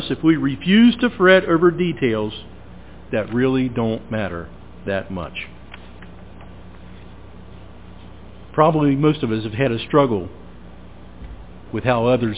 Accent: Williamsburg, Ohio, United States; Williamsburg, Ohio, my hometown.

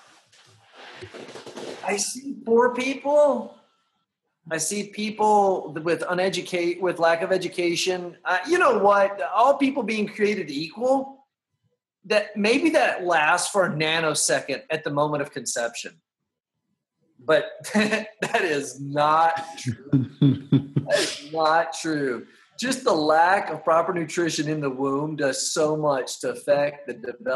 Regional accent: United States; moved away as an adult; now in Honduras; But I'll never not be an American.

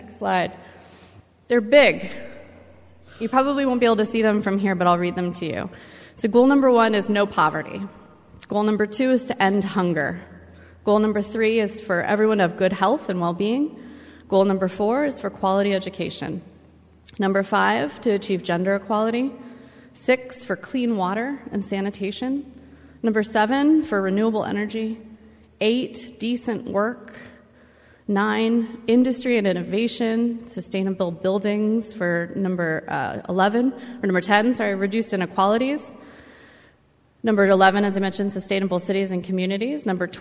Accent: Los Angeles, California, United States; my hometown

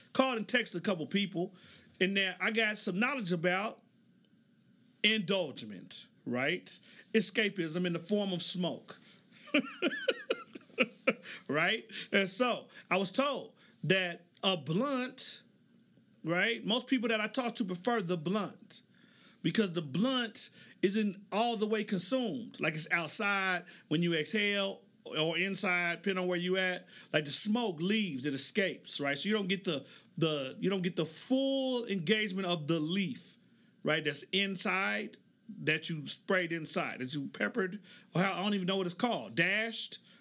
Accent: Oklahoma, United States; moved away; So I grew up in Oklahoma

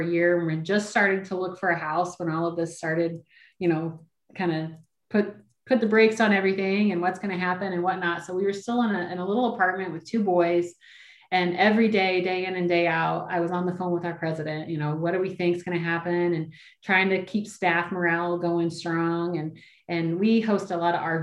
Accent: New Berlin, Illinois, United States; also born or lived in Kissimmee, Florida; now in Indiana, United States; I started answering phones at my hometown fairgrounds when I was 14.

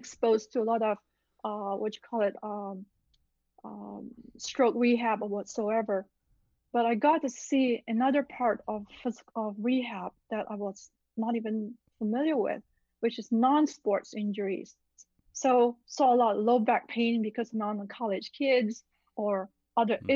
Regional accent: Malaysia; also born or lived in Illinois / Midwest; now in Los Angeles, United States; growing up in Malaysia

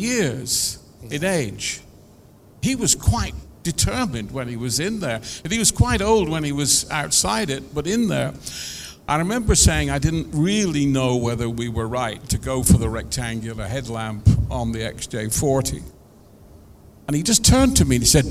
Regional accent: Coventry, West Midlands, United Kingdom; I was brought up in Coventry. My parents moved to Coventry when I was still 14 or so.

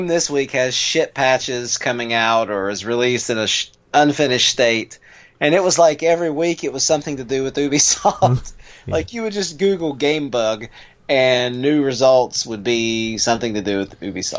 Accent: West Virginia, United States; our home state

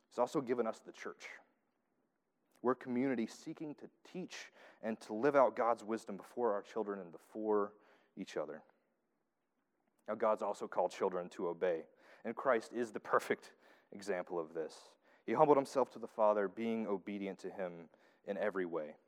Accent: the South, United States; accent: southern; heirs, there's my southern accent coming out.

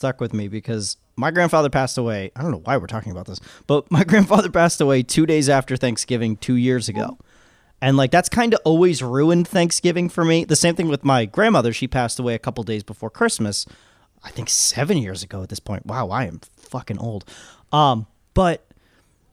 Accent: Orange, United States; I'm from Orange

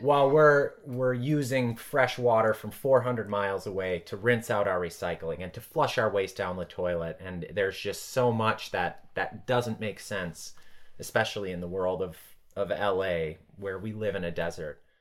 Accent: Blue Mounds, Wisconsin, United States; moved away as an adult; also born or lived in Chicago / Madison, Wisconsin; now in Los Angeles, United States; I grew up in the small town of Blue Mounds, Wisconsin.

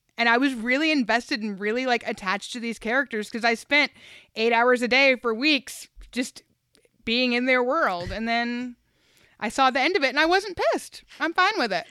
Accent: the South, United States; I'm from the South

